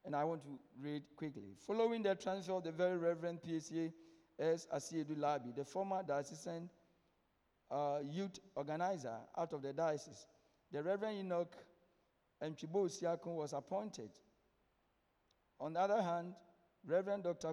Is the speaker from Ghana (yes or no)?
yes; Ghana; as a Ghanaian